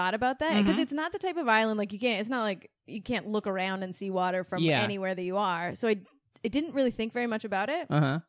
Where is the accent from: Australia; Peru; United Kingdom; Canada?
Canada; Victoria, British Columbia; I grew up in Victoria, British Columbia.